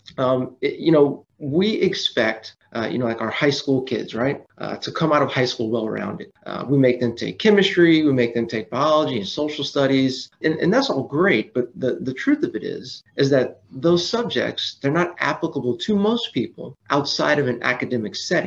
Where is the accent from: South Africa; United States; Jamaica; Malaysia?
United States; Austin, Texas; also born or lived in Los Angeles; I'm from Austin, Texas.